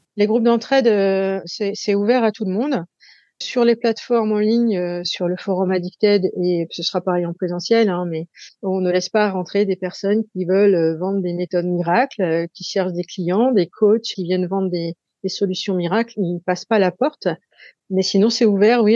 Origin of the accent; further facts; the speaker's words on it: Saint-Nazaire, Pays de la Loire, France; chez nous à Saint-Nazaire